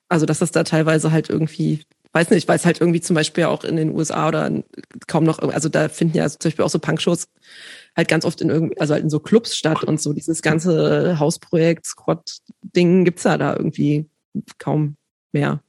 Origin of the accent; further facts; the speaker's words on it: village east of Leipzig, Saxony, Germany; now in Berlin, Germany; ich bin groß geworden auf dem Dorf östlich von Leipzig